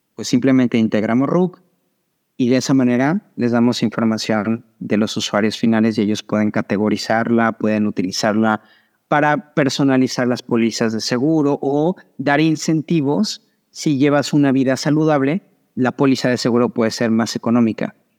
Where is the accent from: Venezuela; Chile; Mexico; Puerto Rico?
Mexico; moved away as an adult; now in Miami, United States; ahora vivo en Miami, pero soy mexicano, nací y crecí en México.